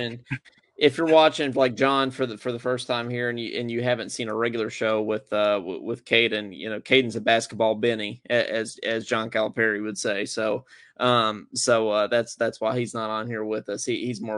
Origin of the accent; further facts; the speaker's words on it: Frankfort, Kentucky, United States; moved away as an adult; now in Baton Rouge, United States; I'm a graduate student at Baton Rouge, but I did my undergrad at UK. I'm from Frankfort, Kentucky originally, but living down here in Baton Rouge now